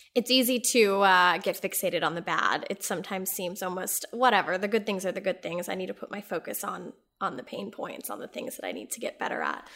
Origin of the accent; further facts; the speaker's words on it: Texas, United States; I grew up in Texas